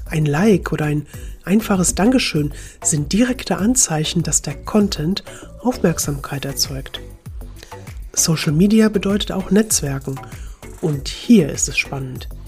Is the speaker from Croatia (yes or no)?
yes; Split, Split-Dalmatia County, Croatia; German is a second language; letzte Woche in Split in meiner Heimat gemacht habe